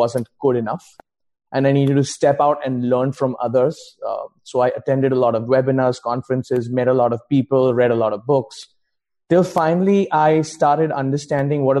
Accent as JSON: {"language": "English", "country": "India", "also_born_or_lived": "Mumbai", "moved": "yes", "said": "I'm originally from India"}